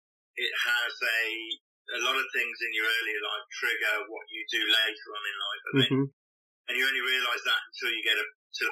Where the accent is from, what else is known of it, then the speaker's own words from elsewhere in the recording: Coventry, West Midlands, United Kingdom; moved away; also born or lived in Windsor; So I grew up in the Midlands. I was born in Coventry.